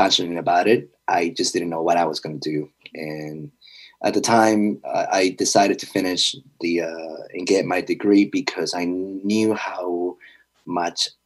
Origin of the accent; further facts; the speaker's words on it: Peru; now in United States; growing up in Peru, being darker skin